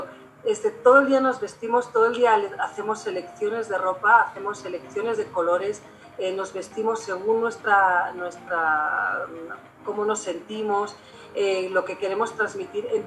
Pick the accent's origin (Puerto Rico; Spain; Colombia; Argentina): Spain; now in Durango, Mexico; soy diseñadora de moda, soy española y soy eh, profesora en la Universidad Autónoma de Durango